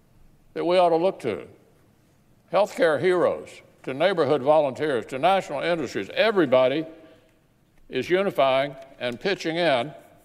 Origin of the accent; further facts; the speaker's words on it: Kentucky, United States; In my home state of Kentucky, the governor has effectively paused commerce across the state, and our unemployment system crashed due to demand.